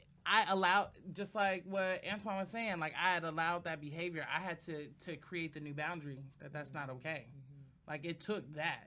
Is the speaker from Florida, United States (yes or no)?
no; Oakland, California, United States; I'm from Oakland.